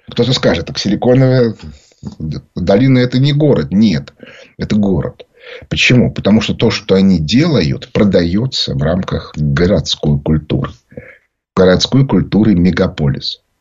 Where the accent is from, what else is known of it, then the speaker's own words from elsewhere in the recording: Moscow, Russia; Я говорю, я из Москвы, из России.